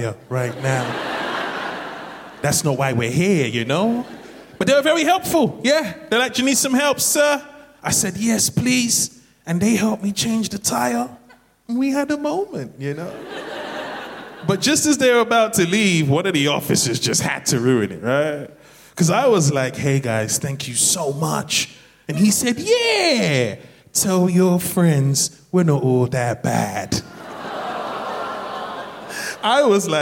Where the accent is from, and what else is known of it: London, United Kingdom; born or raised there